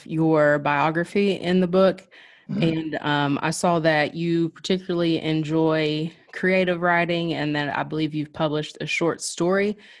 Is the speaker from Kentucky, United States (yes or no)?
yes; Ashland, Kentucky, United States; So, Joe, Carly and I were both born and raised in Ashland. I moved away to attend the University of Kentucky, but I've been back for the past year due to the pandemic and a few other things.